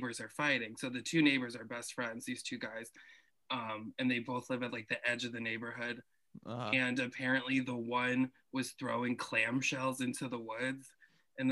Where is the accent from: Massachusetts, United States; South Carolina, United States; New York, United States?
New York, United States; upstate; I'm from like upstate